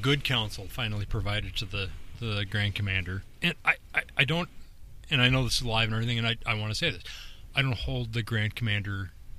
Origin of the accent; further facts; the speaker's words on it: Northern Ireland, United Kingdom; But at the same time, I am Northern Irish, and I'm a deviant.